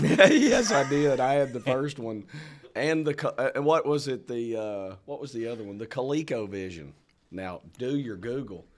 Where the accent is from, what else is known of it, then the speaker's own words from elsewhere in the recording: Arkansas, United States; I'm from Arkansas